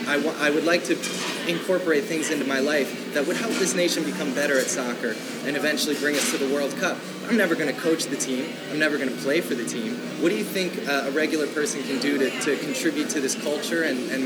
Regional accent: Tokyo, Japan; born there; I was born in Tokyo.

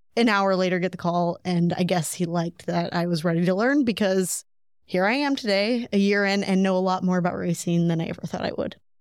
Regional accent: Breese, Illinois, United States; Breeze, Illinois

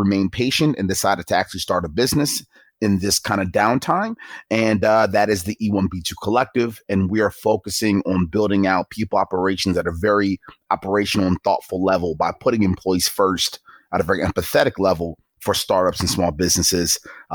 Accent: Baltimore, Maryland, United States; I grew up in Baltimore, Maryland, not a very friendly area from an aesthetic and an environment point of view

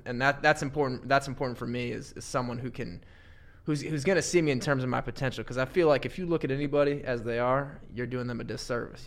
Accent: Warsaw, Indiana, United States; it was up in Warsaw, India, in my hometown.

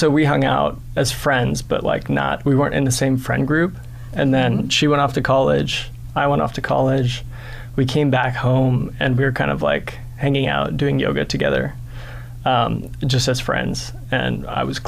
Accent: Orange County, California, United States; moved away; So I grew up in Orange County

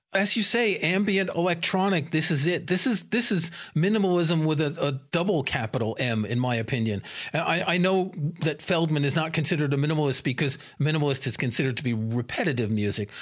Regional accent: New York City, New York, United States; I grew up in New York City and I never went to a jazz club

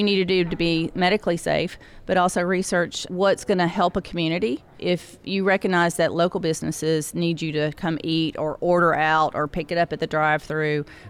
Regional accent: Nashville, Tennessee, United States; accent: Southern; I'm from Nashville.

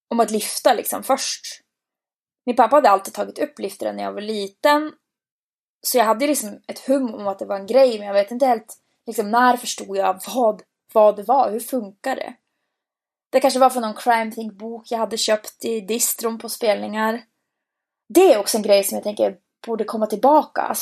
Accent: Boden, Norrbotten County, Sweden; Hardcore kan vara så mycket mer än det vi har där hemma i Bode.

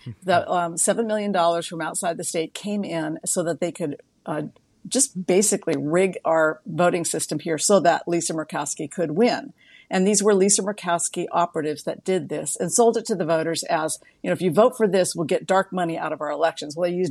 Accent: Juneau, Alaska, United States; also born or lived in San Diego; Alaska's capital of Juneau. That's my hometown. I don't live there now, but that's my hometown.

